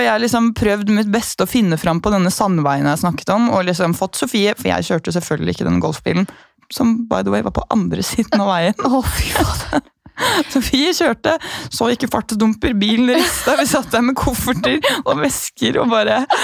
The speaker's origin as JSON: {"language": "Norwegian", "country": "Norway", "said": "jeg er norsk"}